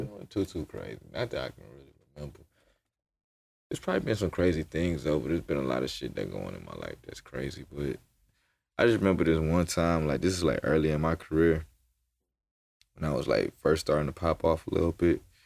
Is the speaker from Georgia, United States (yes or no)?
yes; Atlanta, Georgia, United States; I'm coming from Atlanta, where we just be in the studio, just cooking up